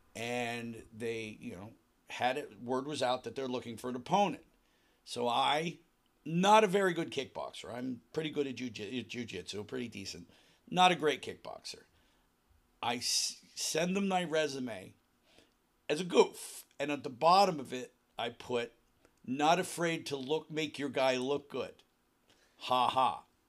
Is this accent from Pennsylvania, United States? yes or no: yes; Western Pennsylvania, United States; a kid growing up in Western Pennsylvania